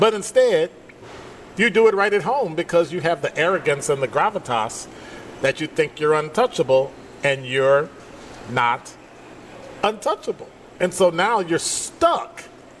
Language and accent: English; Chicago, Illinois, United States; I'm from Chicago.